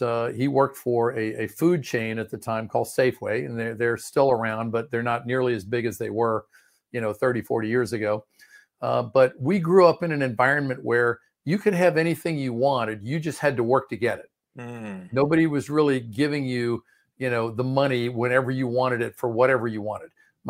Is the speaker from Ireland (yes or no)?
no; Maryland, United States; also born or lived in Washington, D.C.; I was originally born in Washington, D.C., and I grew up in the Prince George's County area of Maryland, which is directly south. It's like a Washington suburb.